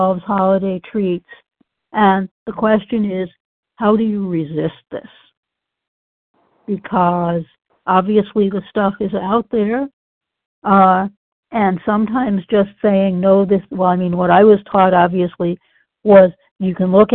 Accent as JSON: {"language": "English", "region": "Massachusetts", "country": "United States", "tie": "born or raised there", "said": "I grew up in Massachusetts, which is, of course, in the Northeast"}